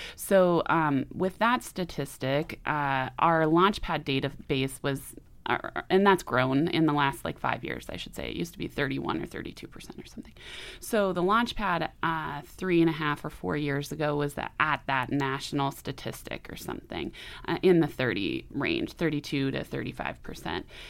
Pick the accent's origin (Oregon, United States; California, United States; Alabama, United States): Oregon, United States; Portland; moved away as an adult; now in Missoula, United States; I'm originally from Portland, Oregon, and I came to Montana for college.